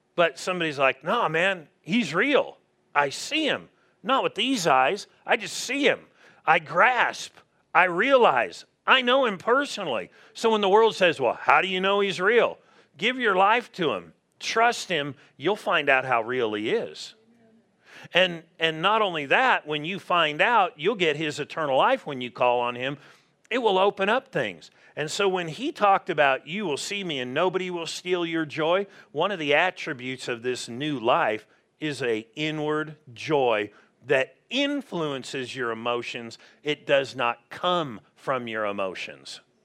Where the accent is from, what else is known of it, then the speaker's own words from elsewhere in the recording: Southern California, United States; moved away; we grew up in Southern California